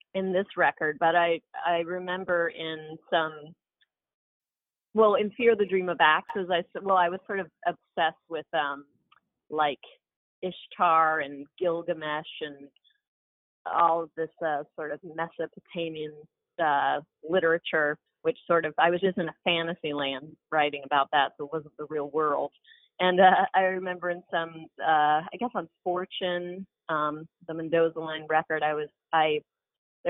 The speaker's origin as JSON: {"language": "English", "town": "Albany", "region": "Georgia", "country": "United States", "tie": "born or raised there", "moved": "yes", "lives_now": "New York, United States", "said": "we were all born in New York, but my dad's in textiles. And so he got offered a job in Albany, Georgia, which is called Albany, Georgia, home of …. We moved there in 1980, and so we grew up in the South"}